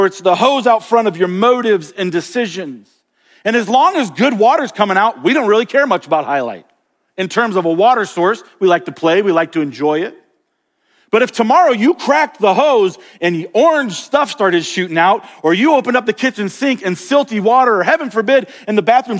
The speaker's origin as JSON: {"language": "English", "region": "Florida", "country": "United States", "tie": "born or raised there", "moved": "yes", "lives_now": "Montana, United States", "said": "I grew up in Florida and we've got these beautiful crystal clear springs all over the state"}